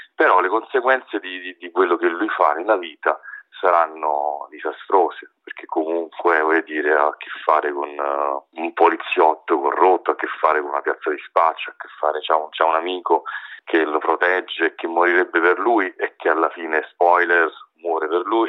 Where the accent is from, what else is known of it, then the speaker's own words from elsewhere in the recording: Naples, Campania, Italy; now in Rome, Italy; vivo da tanti anni eh, a Roma e diciamo che io chiaramente mh, sono cresciuto, crescendo a Napoli